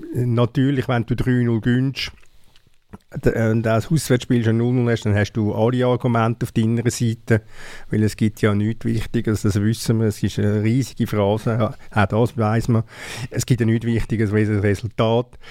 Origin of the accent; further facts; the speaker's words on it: Switzerland; sind wir Schweizer